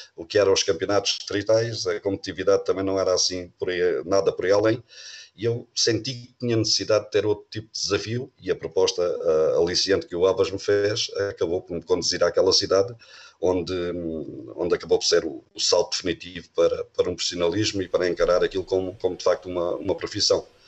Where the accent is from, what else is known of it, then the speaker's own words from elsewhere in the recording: Beja, Alentejo, Portugal; moved away as an adult; also born or lived in Elvas / Porto / Azores; eu sou natural, sou natural de Beja